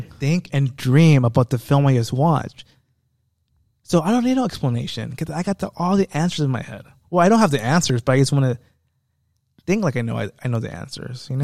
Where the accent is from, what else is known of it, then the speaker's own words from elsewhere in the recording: United States; I am an American